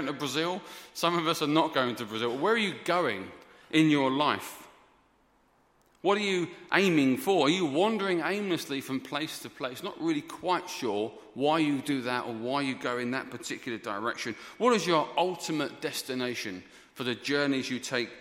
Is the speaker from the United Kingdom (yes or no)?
yes; England, United Kingdom; we are English